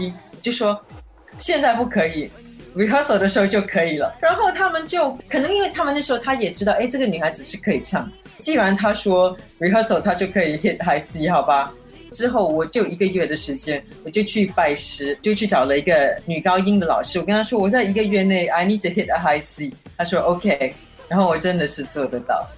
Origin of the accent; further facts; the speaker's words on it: Singapore; also born or lived in Guangdong (ancestry) / Hong Kong / Taiwan; 我家里是广东人，我们的方言是广东话，可是你知道，像新加坡的广东话跟香港的是不能够比较的